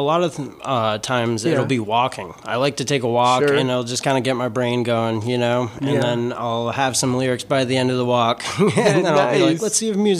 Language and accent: English; Connecticut, United States; now in Nashua, United States; Well, I was born in Nashua, but grew up in Connecticut.